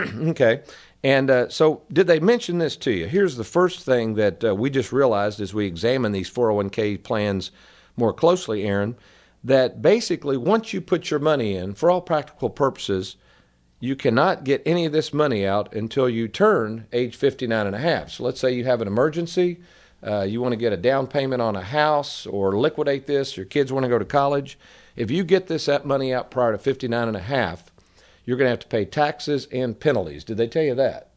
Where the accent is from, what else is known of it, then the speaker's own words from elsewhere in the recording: Lexington, United States; growing up in Lexington, folks, I was raised by an entertaining family